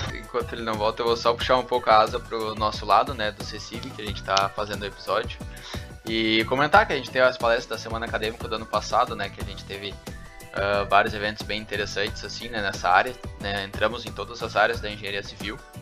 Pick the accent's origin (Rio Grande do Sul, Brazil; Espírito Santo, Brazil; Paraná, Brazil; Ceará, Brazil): Rio Grande do Sul, Brazil; Capão da Canoa; eu sou de Capão da Canoa